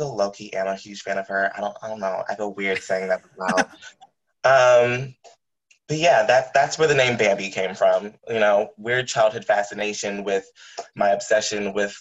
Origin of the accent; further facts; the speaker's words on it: outside the suburbs of DC, Maryland, United States; I grew up in Maryland, right outside the suburbs of DC